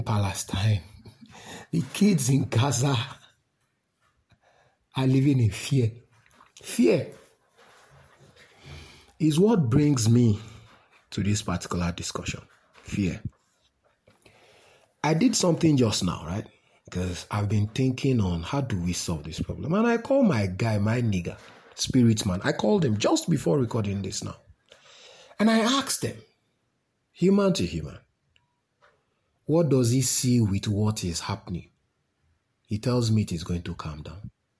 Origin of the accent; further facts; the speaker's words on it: Nigeria; as a Nigerian in the trenches